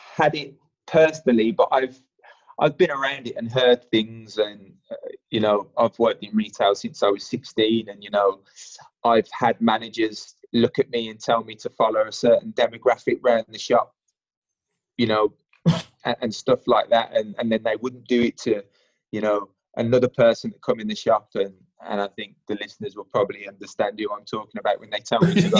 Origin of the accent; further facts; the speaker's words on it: Birmingham, West Midlands, United Kingdom; moved away as an adult; now in London, United Kingdom; I'm an adopted Londoner um, after being in here, uh, being down here for about 12 years, uh, originally from Birmingham, if you can't already tell from my accent.